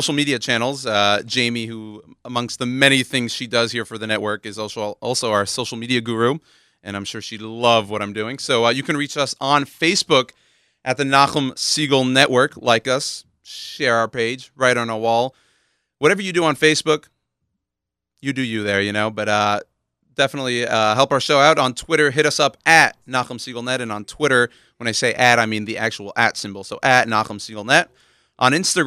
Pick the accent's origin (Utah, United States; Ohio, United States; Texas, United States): Texas, United States; Houston; moved away as an adult; now in Washington Heights, New York, United States; I'm Texan. I'm a native Houstonian, born and raised in Houston, Texas